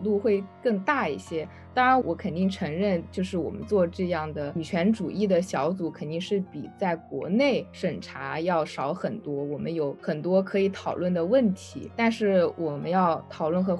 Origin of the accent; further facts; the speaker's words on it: China; moved away as an adult; now in United Kingdom; 我这种特殊的从大陆来的一个年轻女性